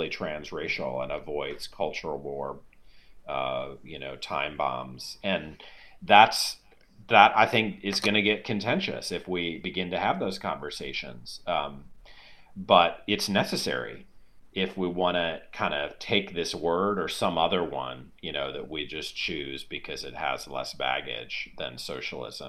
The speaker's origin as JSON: {"language": "English", "town": "St. Louis", "region": "Missouri", "country": "United States", "tie": "born or raised there", "said": "in my hometown of St. Louis, Missouri"}